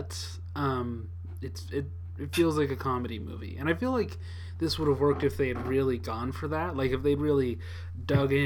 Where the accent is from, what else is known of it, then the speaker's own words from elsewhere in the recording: Vancouver, British Columbia, Canada; That's West Coast. That's North. That's my hometown